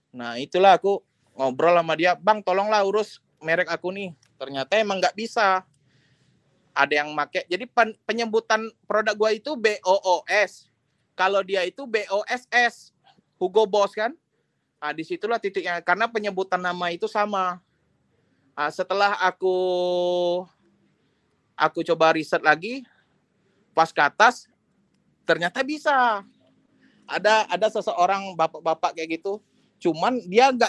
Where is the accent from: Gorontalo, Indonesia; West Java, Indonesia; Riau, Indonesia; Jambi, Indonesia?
Jambi, Indonesia; aku orang Jambi aku nggak tahu mau nanya dengan siapa